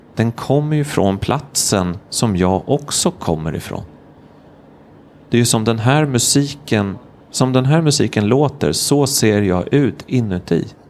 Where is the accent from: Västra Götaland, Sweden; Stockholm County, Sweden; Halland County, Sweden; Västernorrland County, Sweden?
Stockholm County, Sweden; Stockholm; jag är journalist eller kommer från Stockholm eller är 39 år gammal